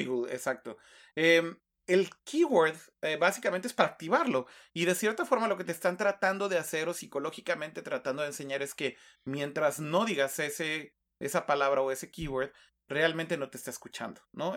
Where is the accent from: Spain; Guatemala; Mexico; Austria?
Mexico; como decimos en México